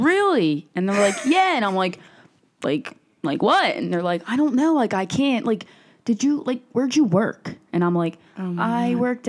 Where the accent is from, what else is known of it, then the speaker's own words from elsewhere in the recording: Philadelphia, Pennsylvania, United States; I'm from Philly